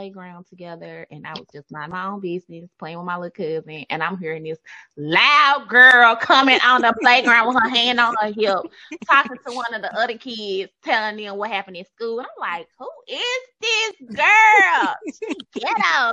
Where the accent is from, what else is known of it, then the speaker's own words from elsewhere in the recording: Memphis, Tennessee, United States; accent: country twang; we are from the South. Memphis